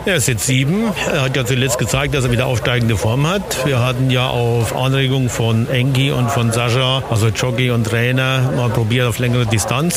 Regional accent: near Kaiserslautern, Rhineland-Palatinate, Germany; wir sind aus der Nähe von Kaiserslautern

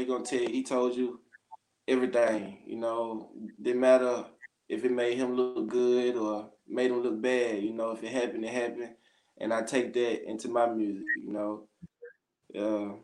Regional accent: Grenada, Mississippi, United States; in Mississippi, in my hometown

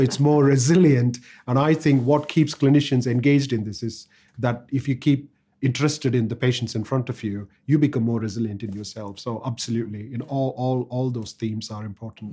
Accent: India; first language Tamil; English is a second language; moved away as an adult; now in United Kingdom; English is not my first language. I used to speak Tamil

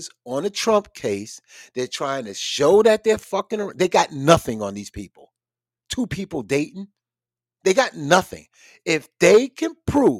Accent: the South, United States; I'm from the South

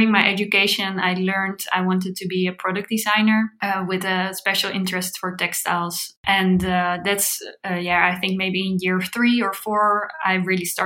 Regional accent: The Hague, South Holland, Netherlands; I grew up in The Hague. It's a city in the Netherlands close to the beach.

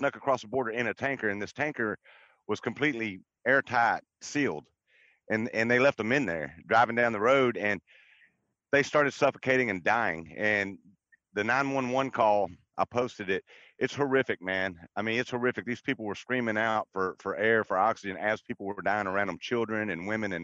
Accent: Texas, United States; I'm from Texas. I'm down here in Texas

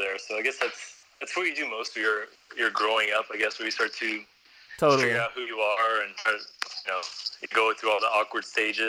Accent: San Antonio, Texas, United States; now in Vienna, Austria; See, I moved to Vienna from Texas, so when people ask me where I'm from, I usually say I'm from Texas

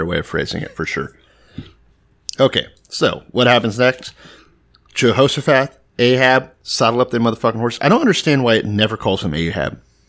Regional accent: Texas, United States; I know I'm the Texan and I'm from there and everything.

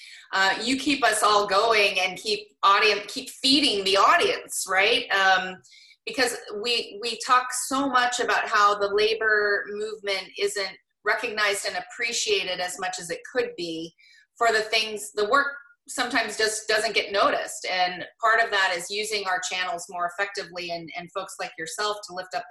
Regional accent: Portland, Oregon, United States; I grew up in Portland

